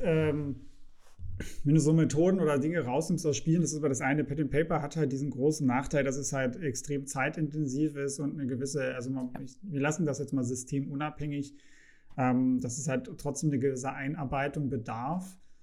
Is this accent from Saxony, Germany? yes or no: yes; Saxony, Germany; ich komme aus Sachsen. Wir haben äh, hier sehr, sehr viel Industrie